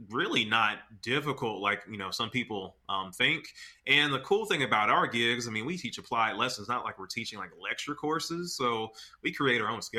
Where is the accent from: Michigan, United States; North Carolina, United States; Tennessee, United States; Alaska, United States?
Tennessee, United States; Memphis; I'm from Memphis, Tennessee